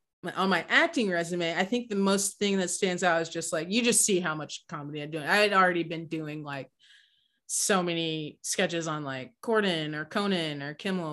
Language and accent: English; Austin, Texas, United States; My hometown, let's get into like Austin pre-2010.